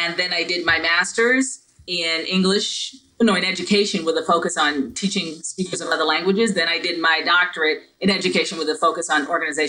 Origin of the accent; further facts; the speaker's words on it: Barbados; now in United States; I'm not originally from the United States, I'm from Barbados. And so all of my teachers when I was young, they all looked like me, right? But then when I came to the United States